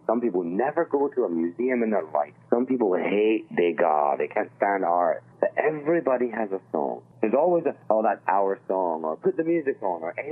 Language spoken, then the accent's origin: English; Scotland, United Kingdom; moved away; I'm Scottish